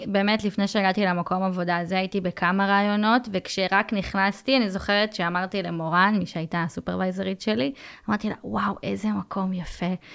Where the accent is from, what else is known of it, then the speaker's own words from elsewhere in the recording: Israel; אני מישראל